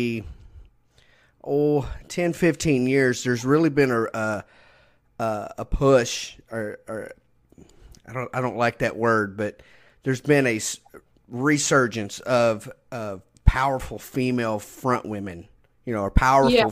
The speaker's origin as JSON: {"language": "English", "region": "Texas", "country": "United States", "also_born_or_lived": "Brazoria, Texas", "said": "I'm a Texan"}